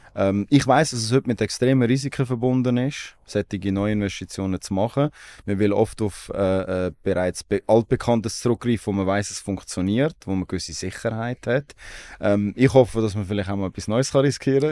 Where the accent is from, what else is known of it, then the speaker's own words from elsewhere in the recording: Aarau, Aargau, Switzerland; Ich komme aus Aarau.